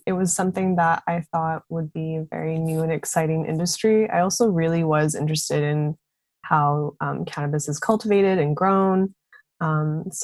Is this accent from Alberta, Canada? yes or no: yes; Calgary, Alberta, Canada; now in Toronto, Canada; I grew up in Calgary, Alberta